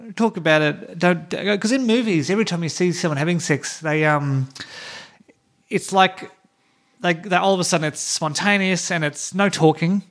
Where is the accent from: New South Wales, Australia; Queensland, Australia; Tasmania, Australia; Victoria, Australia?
Tasmania, Australia; Hobart; moved away; I grew up in Tassie, but I didn't grow up in a small town. We were in the we were in the suburbs, mm. maybe 15 minutes drive from the city